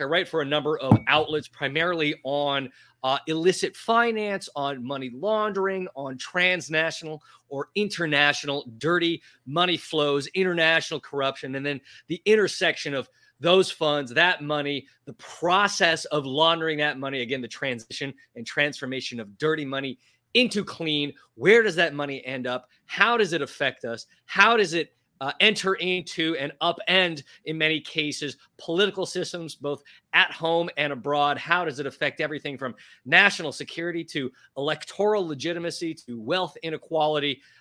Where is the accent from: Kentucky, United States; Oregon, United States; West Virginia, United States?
Oregon, United States; Portland; moved away as an adult; also born or lived in Texas; now in New York City, United States; a proud American, born and raised in Portland, Oregon